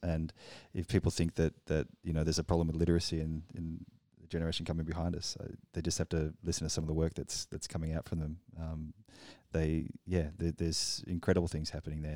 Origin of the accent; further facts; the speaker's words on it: Australia; now in Paris, France; I'm from Australia